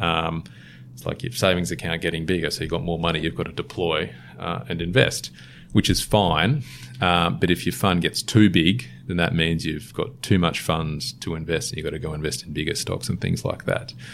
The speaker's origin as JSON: {"language": "English", "town": "Sydney", "region": "New South Wales", "country": "Australia", "tie": "born or raised there", "said": "I'm a Sydney born and bred, born in Manly, um, or grew up in Manly for a little bit"}